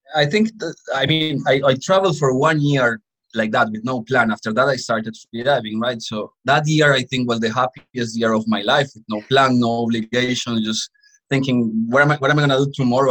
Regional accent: Colombia; I grew up in a coffee farm in Colombia

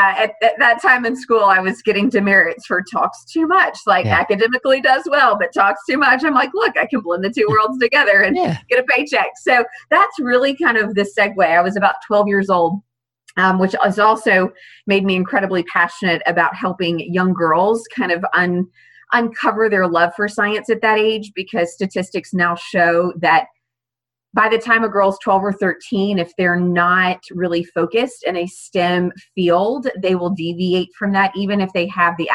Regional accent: Fort Worth, Texas, United States; now in Birmingham, United States; Growing up in Fort Worth, Texas

